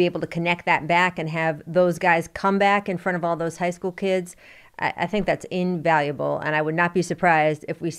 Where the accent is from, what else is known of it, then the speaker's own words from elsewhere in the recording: Washington, District of Columbia, United States; my hometown, D.C., D.C. area I grew up in, I love the way they loved you this weekend. Nothing like a little affection from the D.C. crowd.